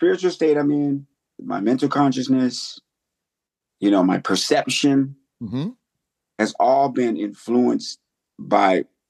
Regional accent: Silver Spring, Maryland, United States; also born or lived in Greenville, Mississippi / New York City; I'm from actually Silver Spring, Maryland, Washington, D.C.

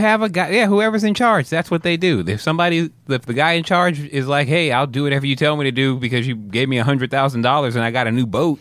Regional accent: Texas, United States; moved away; I claim Texas is home

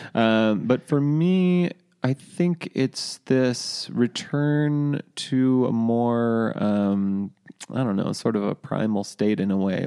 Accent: Cambria, California, United States; moved away as an adult; also born or lived in San Luis Obispo, California / Norway; that's my hometown

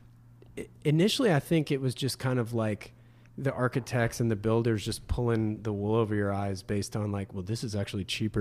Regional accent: North Carolina, United States; growing up in North Carolina.

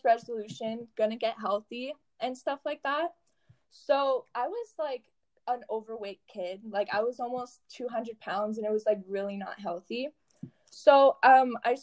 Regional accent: Sudbury, Ontario, Canada; I'm from Sudbury, Ontario

